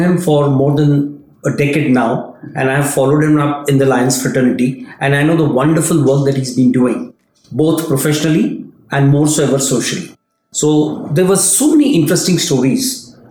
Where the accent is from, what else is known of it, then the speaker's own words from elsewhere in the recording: India; I hail from India